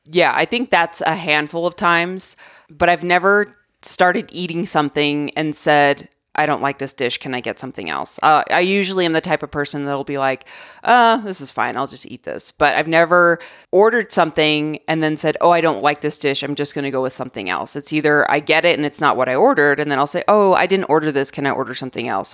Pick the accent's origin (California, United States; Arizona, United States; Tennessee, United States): Arizona, United States; moved away as an adult; now in Colorado, United States; I grew up in Arizona.